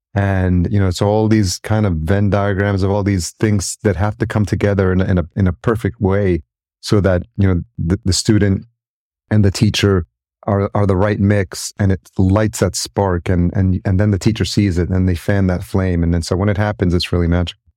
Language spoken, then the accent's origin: English; Yonkers, New York, United States; I grew up in New York and, uh, just outside in, in Yonkers, New York, and I've lived in New York City